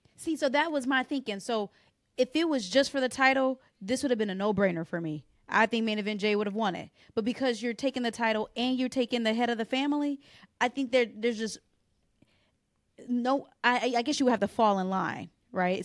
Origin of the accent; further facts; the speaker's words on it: Detroit, Michigan, United States; But I'm happy to see my hometown